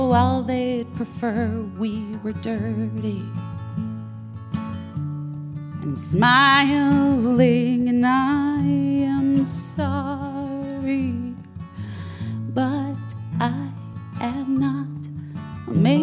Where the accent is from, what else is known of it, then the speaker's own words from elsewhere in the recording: Arizona, United States; moved away; also born or lived in Los Angeles; my home state of Arizona